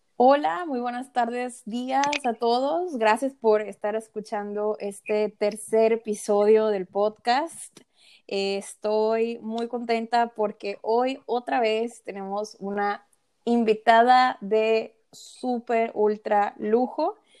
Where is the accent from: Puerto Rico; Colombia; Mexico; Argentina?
Mexico; Soy mexicana, emprendedora